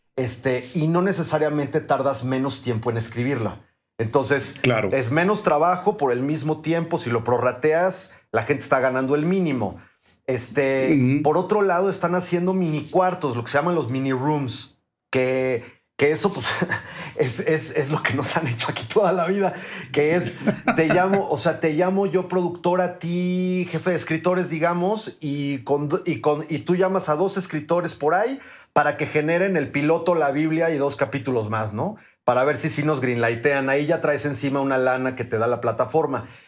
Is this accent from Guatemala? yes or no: no; Mexico; somos los mexicanos, los latinoamericanos